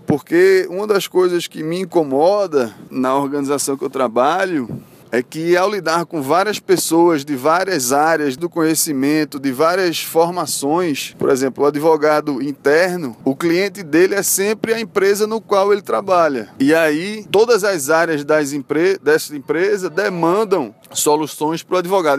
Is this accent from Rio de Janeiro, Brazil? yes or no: no; Recife, Pernambuco, Brazil; sou de Recife